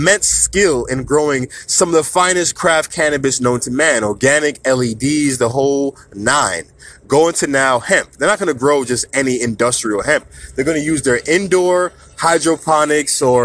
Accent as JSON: {"language": "English", "region": "New York", "country": "United States", "said": "I come from New York"}